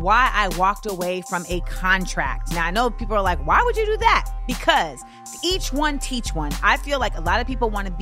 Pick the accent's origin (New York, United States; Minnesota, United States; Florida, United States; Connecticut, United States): Florida, United States; I'm from Florida